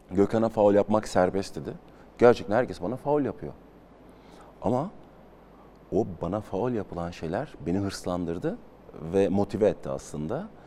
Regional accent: Hatay, Turkey; moved away as an adult; Ben de altyapıdan çıkmış, e, bir futbolcu olarak Hatay'ın ve Hatay Spor'un öz evladıyım

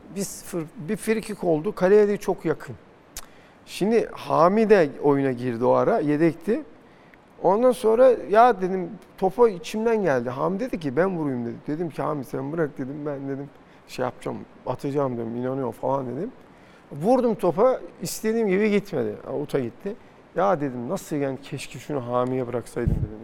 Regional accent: Turkey; ben bir Türk olarak

